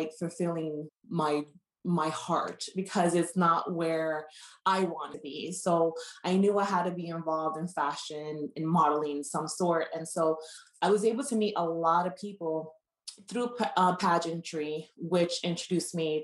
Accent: New York City, New York, United States; I'm originally from New York City, from Brooklyn, New York

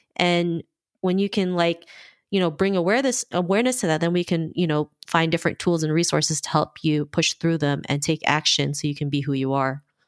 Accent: Philippines; I was born in the Philippines. Um, you know, I have a big family in the Philippines, and, you know, I grew up in two different cultures

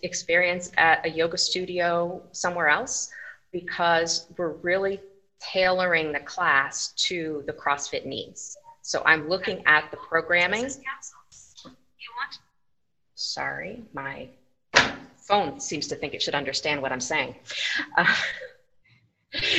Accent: Scranton, Pennsylvania, United States; also born or lived in Chicago suburbs, Illinois / Philadelphia, Pennsylvania; now in St. Johns County, Florida, United States; originally from northeastern Pennsylvania, Scranton

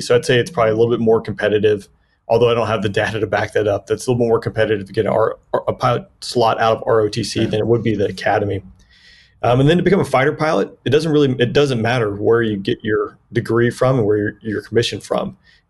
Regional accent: Peachtree City, Georgia, United States; Yeah, originally I grew up in Peachtree City, Georgia, just south of Atlanta there. Kind of an aviation community, big Delta community

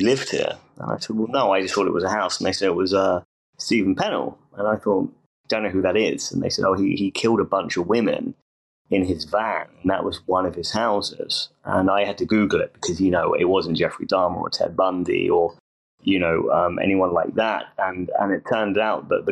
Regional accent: England, United Kingdom; I'm from England

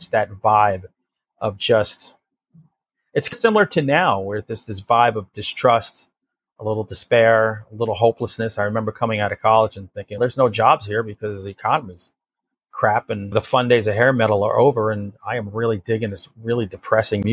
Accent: near Connecticut, New York, United States; this area of the country where I grew up in New York near Connecticut

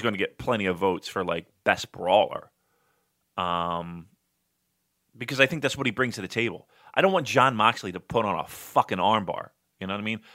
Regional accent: United States; I'm American

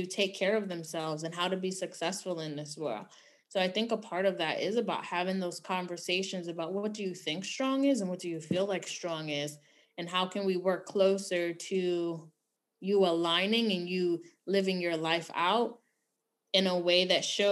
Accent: New York City, New York, United States; Growing up in New York City

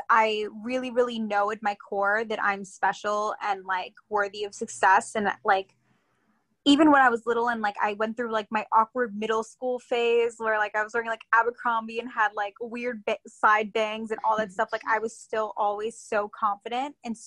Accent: Long Island, New York, United States; also born or lived in Queens, New York / North Carolina; I was born in Queens and grew up on Long Island

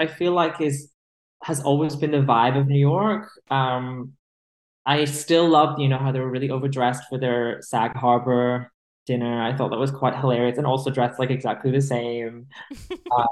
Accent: United Kingdom; As a British person

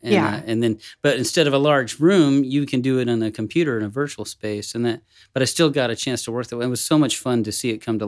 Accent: Dallas, Texas, United States; now in Lockhart, United States; I'm from Dallas

